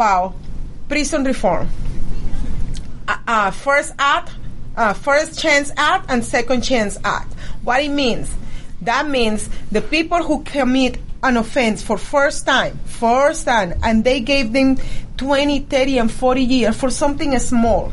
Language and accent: English; Venezuela; now in Georgia, United States; I came from Venezuela.